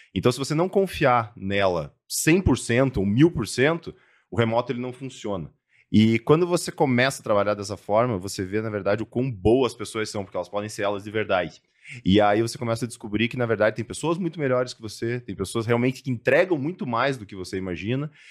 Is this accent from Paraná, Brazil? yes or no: yes; Cascavel, Paraná, Brazil; moved away; also born or lived in Curitiba; eu sou natural do interior do Paraná, de Cascavel. É, saí de casa muito cedo, fui para Curitiba, fui para fora, morei em alguns lugares aí do mundo.